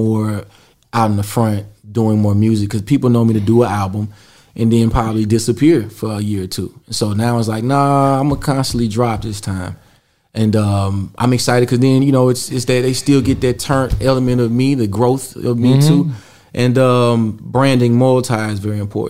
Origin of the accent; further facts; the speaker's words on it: Mississippi, United States; I'm from Mississippi